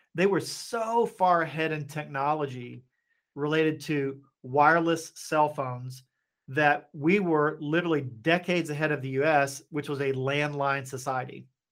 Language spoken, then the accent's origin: English; Appalachia, United States; moved away as an adult; also born or lived in Asia / Hong Kong; I grew up in Appalachia